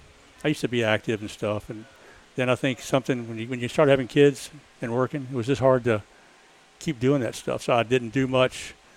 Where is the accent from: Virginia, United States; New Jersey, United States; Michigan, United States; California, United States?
Virginia, United States; Portsmouth; also born or lived in Blacksburg, Virginia; I'm from Portsmouth, P-Town. Grew up in Portsmouth. Probably one of the local, fewer local people.